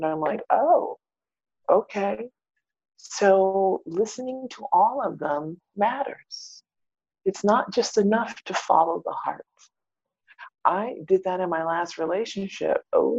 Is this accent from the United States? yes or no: yes; Maine, United States; born there; I am the fourth daughter of an African-American Air Force military family. That I was born in Maine, up north near the Canadian border.